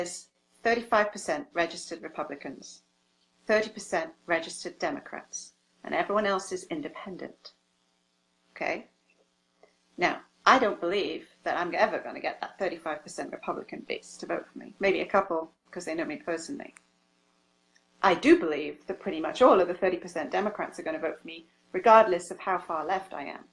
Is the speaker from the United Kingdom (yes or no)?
yes; England, United Kingdom; now in Hainesport, United States; I come from England.